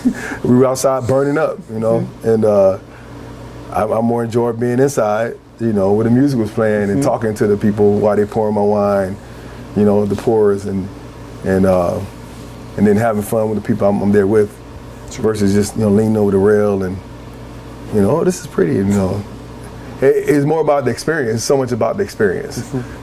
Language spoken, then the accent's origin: English; the South, United States; I'm from the South.